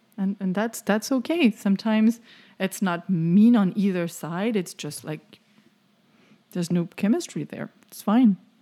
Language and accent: English; France; now in Florida, United States; I'm French